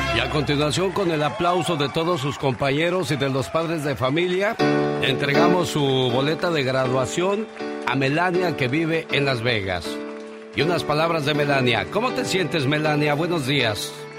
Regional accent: Guerrero, Mexico; moved away; also born or lived in Mexico City; Nosotros somos del estado de Guerrero

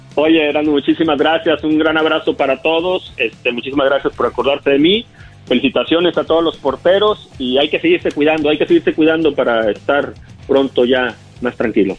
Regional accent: Monterrey, Nuevo León, Mexico; moved away as an adult; also born or lived in Tampico / Guadalajara / Puebla / Celaya; now in Los Angeles, United States; yo nací en Tampico, me crié en Monterrey, Nuevo León

